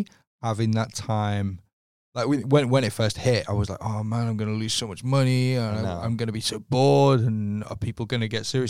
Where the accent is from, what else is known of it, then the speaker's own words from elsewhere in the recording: North West England, United Kingdom; Okay, so I'm from a town just outside of Liverpool.